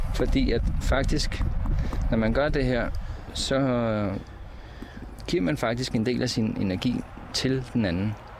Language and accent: Danish; Copenhagen, Capital Region of Denmark, Denmark; moved away as an adult; jeg er fra Amager